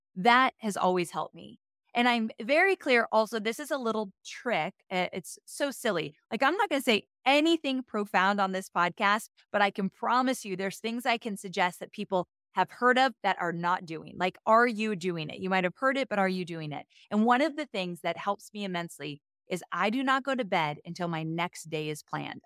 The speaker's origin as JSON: {"language": "English", "region": "Southern California", "country": "United States", "tie": "born or raised there", "moved": "as an adult", "lives_now": "Nashville, United States", "said": "moved from Southern California, where I was born and raised my whole life, to Nashville a year and a half ago"}